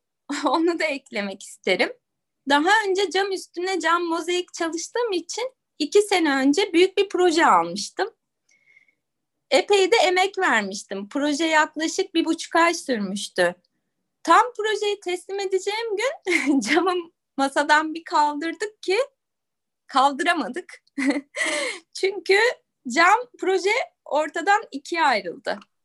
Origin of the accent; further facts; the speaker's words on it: İzmir, Turkey; also born or lived in Istanbul / United States; doğduğum yer İzmir'e döndüm.